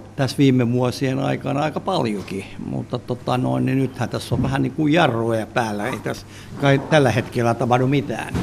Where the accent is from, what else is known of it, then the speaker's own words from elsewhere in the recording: Helsinki, Uusimaa, Finland; also born or lived in Vuosaari / Vantaa; mä oon syntynyt täällä Östersundomissa.